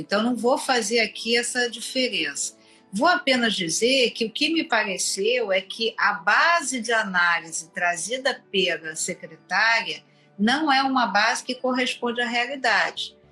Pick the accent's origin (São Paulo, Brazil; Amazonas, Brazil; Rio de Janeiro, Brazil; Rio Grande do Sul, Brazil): Rio de Janeiro, Brazil; eu sou cria da Penha, eu nunca pe, nunca sei de on, onde, onde eu nasci, porque eu só me lembro da minha infância, adolescência e no início da vida adulta no, no bairro